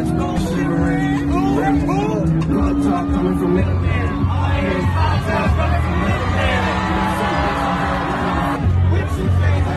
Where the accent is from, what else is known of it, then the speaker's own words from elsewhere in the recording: Lexington, Kentucky, United States; moved away as an adult; also born or lived in Atlanta, Georgia; I'm from the north side of Lexington